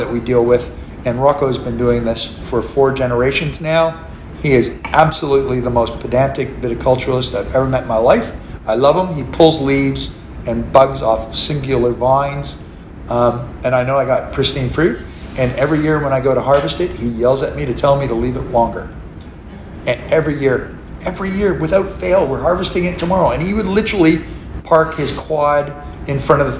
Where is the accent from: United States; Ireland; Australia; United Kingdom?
Australia; McLaren Vale, South Australia; I'm from McLaren Vale